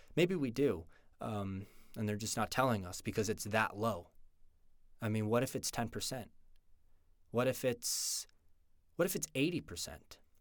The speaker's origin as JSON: {"language": "English", "region": "just outside New York City", "country": "United States", "tie": "born or raised there", "moved": "as an adult", "lives_now": "Utah, United States", "said": "I was born in New York, just outside New York City, and that's where I grew up my entire childhood"}